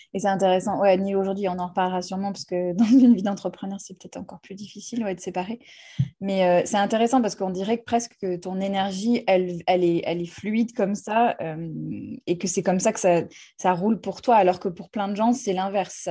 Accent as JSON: {"language": "French", "country": "United States", "tie": "born or raised there", "moved": "yes", "lives_now": "France", "said": "j'ai grandi aux États-Unis"}